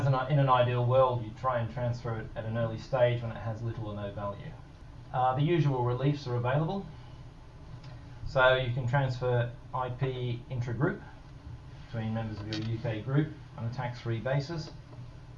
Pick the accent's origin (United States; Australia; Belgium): Australia; moved away; Australia, my home country